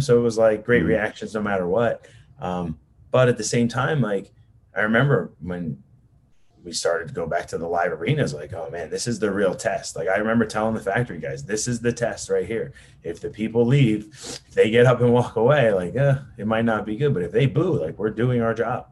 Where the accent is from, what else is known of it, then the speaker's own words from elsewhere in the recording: New Jersey, United States; I'm an Italian from New Jersey